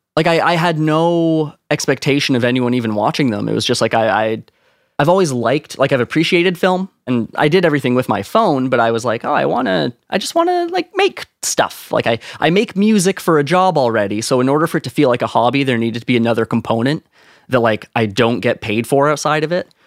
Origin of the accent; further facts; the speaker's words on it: Ontario, Canada; as a Canadian, like, small town Canadian nobody